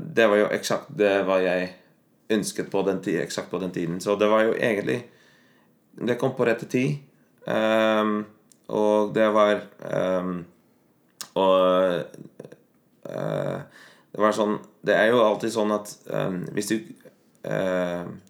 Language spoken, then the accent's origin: Norwegian; Netherlands; first language Dutch; Norwegian is a second language; moved away as an adult; also born or lived in Bergen, Norway; now in Norway; jeg har bodd uh, mest av livet mitt i Nederland, og jeg er ikke uh, Jeg snakker alltid nederlandsk hjemme